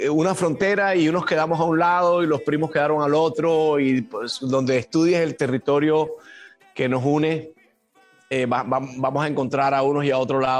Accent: Caribbean Region, Colombia; Yo soy costeño, entonces sabes que Colombia son como cinco o seis países donde hablamos muy diferente

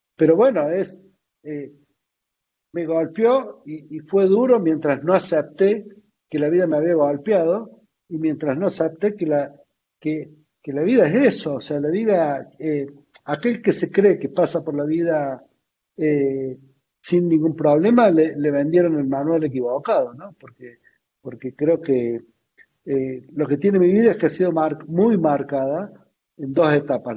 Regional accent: Argentina

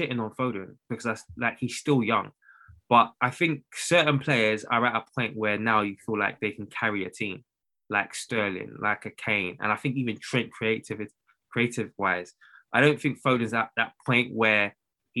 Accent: Nigeria; I'm Nigerian

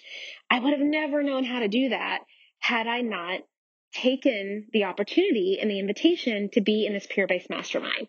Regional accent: Nashville, Tennessee, United States; moved away as an adult; also born or lived in Los Angeles, California / New York City; I was born and raised in Nashville, Tennessee

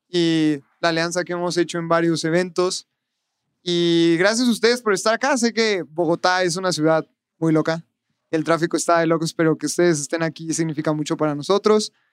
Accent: San Luis Potosí, Mexico; now in Guadalajara, Mexico; Yo, yo soy de San Luis. Este, ahorita vivo en Guadalajara.

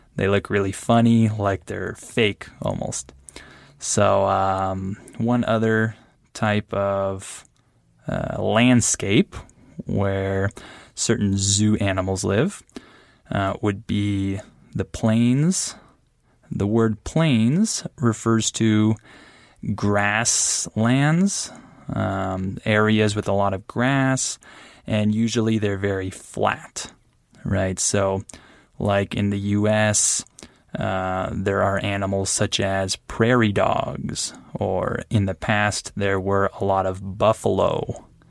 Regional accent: San Diego, California, United States; moved away as an adult; now in Guadalajara, Mexico; I'm from San Diego, California

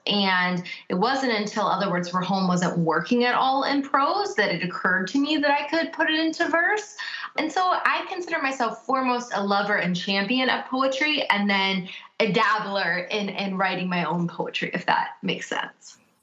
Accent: United States; first language English; now in Cincinnati, United States

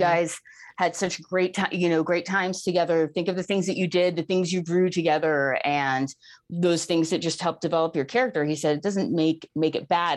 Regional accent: New York, United States; I'm from New York

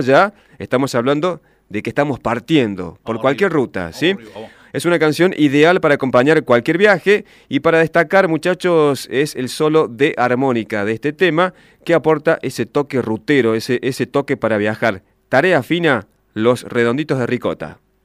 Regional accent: Argentina

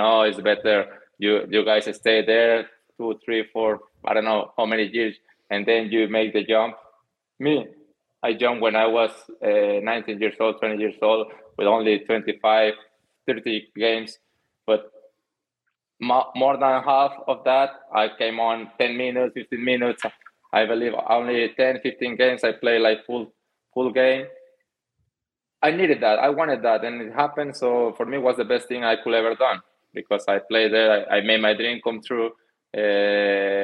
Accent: Mexico; English is a second language; moved away as an adult; also born or lived in Netherlands; I moved from Mexico to Holland. I didn't understand any of English, any of Dutch, anything

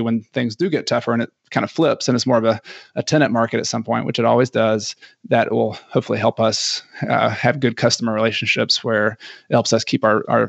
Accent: Ecuador; And I am from Ecuador.

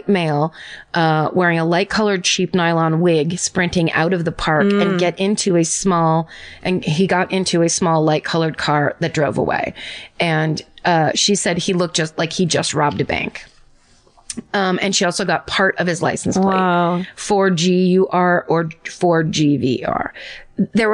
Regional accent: California, United States; I am from California

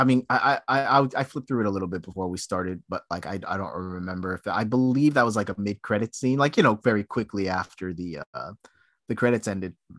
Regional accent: United States; I'm an American

